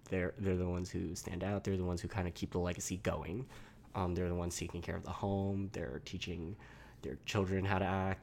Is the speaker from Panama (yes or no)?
no; Malaysia; now in United States; I'm from this place in Malaysia and I am Chinese